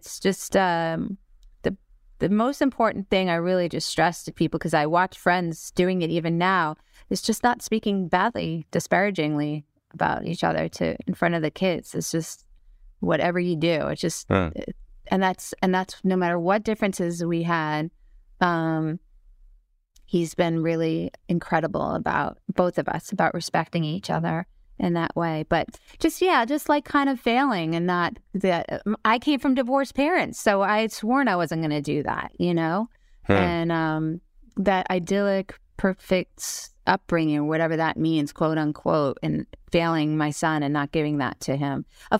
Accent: Syosset, New York, United States; Syosset, Long Island, yeah. And then I went to NYU.

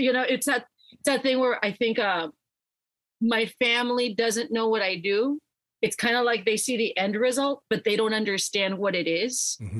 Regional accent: San Juan, Texas, United States; born or raised there

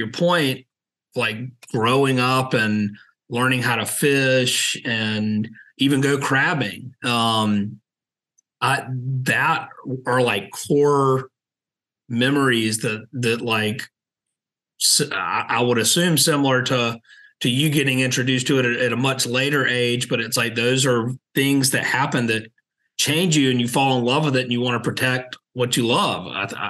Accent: Savannah, Georgia, United States; now in Charleston, United States; I grew up in Savannah, Georgia, and you know, I had access to water and marsh and boats

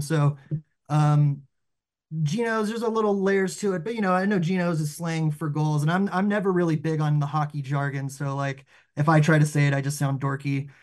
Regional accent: the South, United States; we grew up in the South

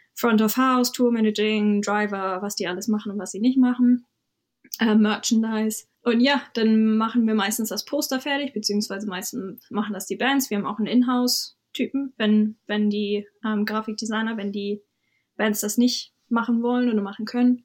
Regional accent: Hamburg, Germany; moved away as an adult; also born or lived in London; now in Brighton, United Kingdom; Ich komme ursprünglich aus Hamburg

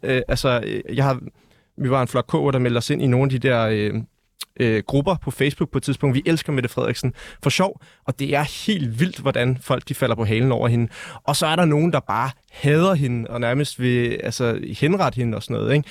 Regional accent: Denmark; vi er født danskere

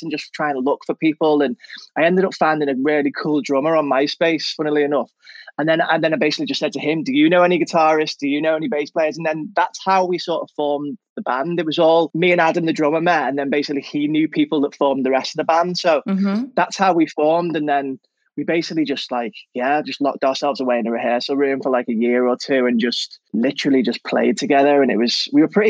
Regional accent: Liverpool, North West England, United Kingdom; moved away as an adult; now in London, United Kingdom; I grew up north. Born and bred in Liverpool really all my life.

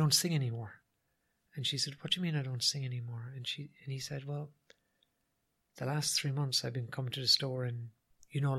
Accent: Ireland; as Irish people

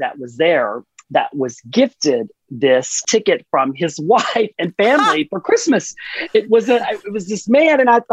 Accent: Texas, United States; being a Texan, gosh, I've always been so proud to say that this is home for me

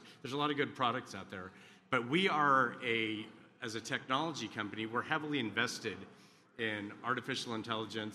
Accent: Texas, United States; we're both from Texas

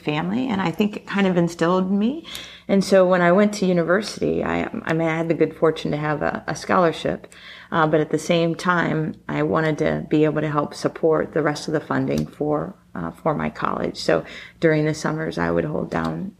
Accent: Marion, Ohio, United States; moved away as an adult; also born or lived in Netherlands; I was born and raised in Marion, Ohio

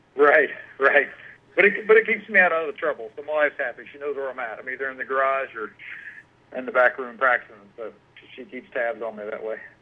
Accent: Marietta, Georgia, United States; now in Cumming, United States; I grew up in uh, Marietta and kind of moved around up, up in the north uh, quadrant of Georgia.

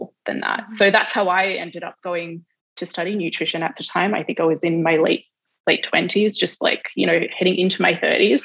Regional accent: Australia; moved away as an adult; also born or lived in New York; I'm Australian.

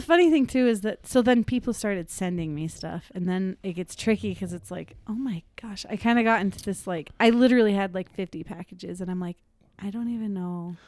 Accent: Park City, Utah, United States; I'm from Park City, Utah.

